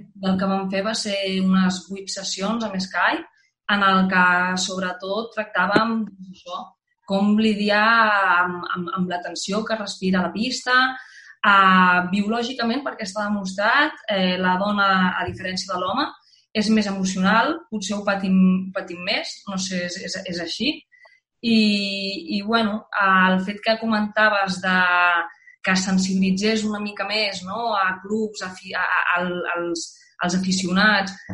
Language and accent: Catalan; the Pyrenees, Spain; jo venim, venim del Pirineu